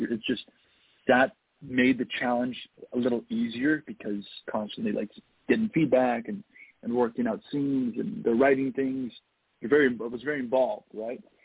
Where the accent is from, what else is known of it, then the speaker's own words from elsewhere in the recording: Toronto, Ontario, Canada; I was born and raised in Toronto.